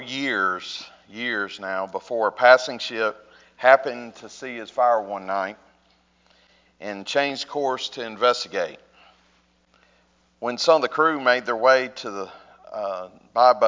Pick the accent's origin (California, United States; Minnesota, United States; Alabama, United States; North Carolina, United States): Alabama, United States; North; I grew up in North Alabama, and I would say it's not too much different here.